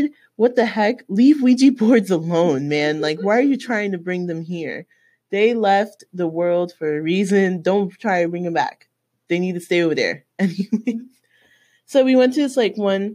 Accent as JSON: {"language": "English", "town": "Miami", "region": "Florida", "country": "United States", "tie": "born or raised there", "said": "I'm from Miami, born and raised"}